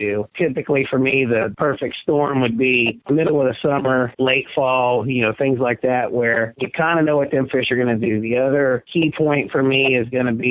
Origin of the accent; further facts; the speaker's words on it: United States; I was born and raised on the Ohio River